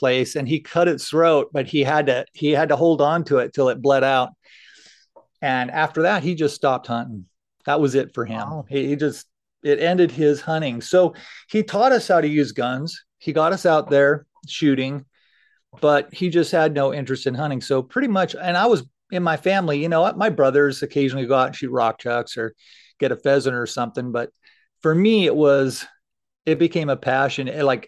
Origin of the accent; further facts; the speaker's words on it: Fort Belvoir, Virginia, United States; born there; also born or lived in Falls Church / Manassas; now in Idaho, United States; Actually, I was born in Fort Belvoir, Virginia. So I lived out there. We actually lived in Falls Church, then moved to Manassas when I was, I think, just going into school. And then we moved out here to Idaho.